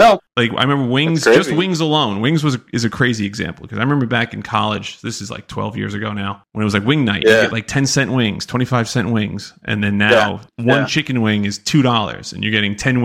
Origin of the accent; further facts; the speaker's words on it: New York, United States; also born or lived in South Carolina; now in New Jersey, United States; I grew up in New York and lived in South Carolina for a little bit. Now I live in New Jersey, which is just next to New York.